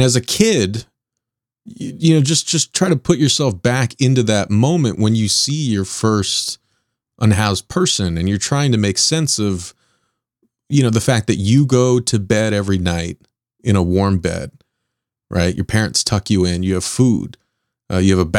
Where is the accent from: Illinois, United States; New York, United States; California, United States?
California, United States; Southern; I grew up in Southern California